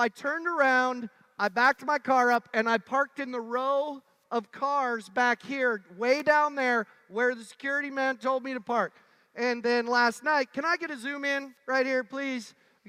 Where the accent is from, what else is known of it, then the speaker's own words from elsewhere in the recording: Montana, United States; I'm from Montana. The water doesn't thaw much.